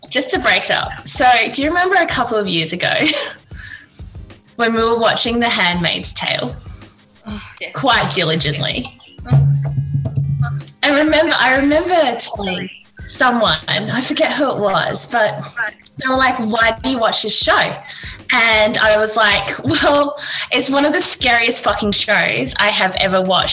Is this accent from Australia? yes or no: yes; Australia; we, as in Australian citizens